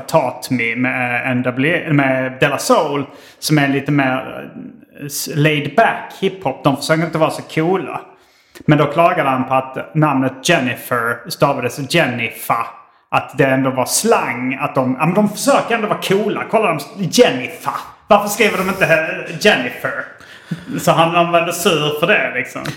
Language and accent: Swedish; Hjärup, Skåne, Sweden; när vi var barn och bodde i Hjärup